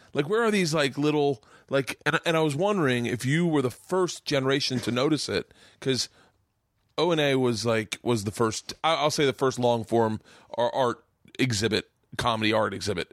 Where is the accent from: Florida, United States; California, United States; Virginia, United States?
Florida, United States; Tampa; I grew up in Tampa